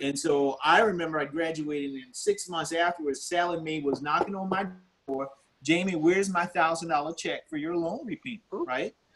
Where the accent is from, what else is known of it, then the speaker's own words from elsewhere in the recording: Orangeburg, South Carolina, United States; I grew up here in South Carolina in, in, a town called Orangeburg